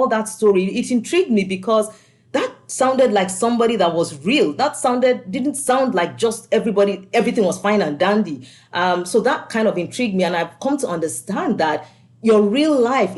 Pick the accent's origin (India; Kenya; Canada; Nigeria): Nigeria; moved away as an adult; also born or lived in Scotland; now in United States; I grew up in Nigeria before I moved to Scotland